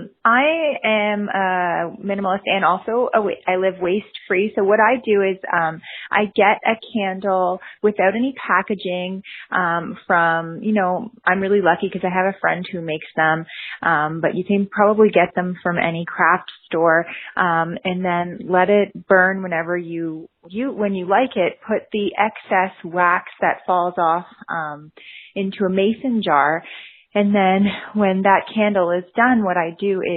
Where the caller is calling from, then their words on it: Ottawa, Ontario, Canada; I'm calling from Ottawa, Canada